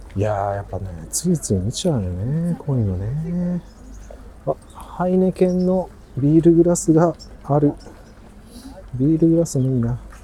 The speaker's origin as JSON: {"language": "Japanese", "region": "Kagawa", "country": "Japan", "tie": "born or raised there", "said": "香川県生まれの香川でお送りします"}